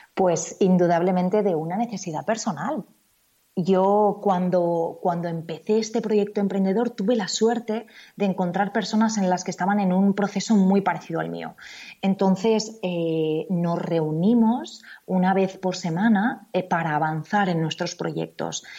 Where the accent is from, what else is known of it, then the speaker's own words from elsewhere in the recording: Spain; En Estados Unidos tú eres una Spaniard